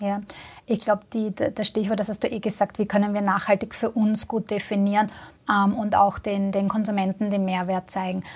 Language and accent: German; Vienna, Austria; ich komme selber aus Wien, ja, also ich, ich arbeite quasi auch am Land